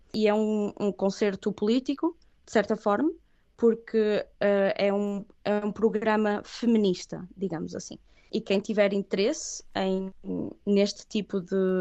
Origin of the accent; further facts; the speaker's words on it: Viana do Castelo, Portugal; first language Catalan; moved away as an adult; also born or lived in Catalonia, Spain / Aveiro, Portugal / Leipzig, Germany; now in Stuttgart, Germany; sou de Viana do Castelo